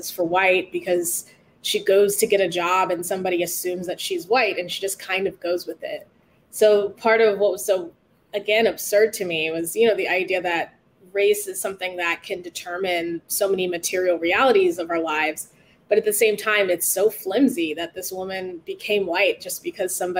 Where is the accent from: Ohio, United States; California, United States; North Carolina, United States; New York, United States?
California, United States; Oceanside; I grew up in Oceanside